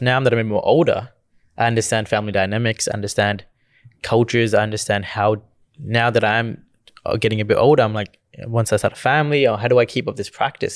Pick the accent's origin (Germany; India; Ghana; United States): India; Gujarat; accent: Indian; now in Australia; growing up in India